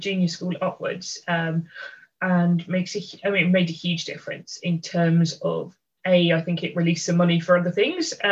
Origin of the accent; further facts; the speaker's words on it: London, United Kingdom; So I am the oldest of three kids. We grew up in London.